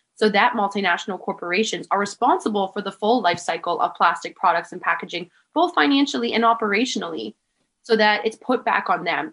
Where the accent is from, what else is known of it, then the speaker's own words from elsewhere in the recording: Manitoulin Island, Northern Ontario, Canada; now in Tofino, Canada; I actually moved away from Tofino when I was four years old to an island called Manitoulin